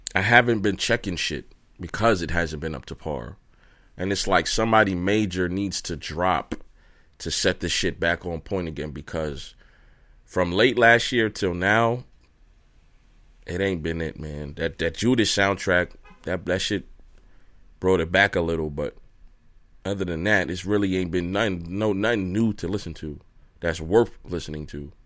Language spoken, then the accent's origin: English; Brooklyn, New York, United States; I'm from Brooklyn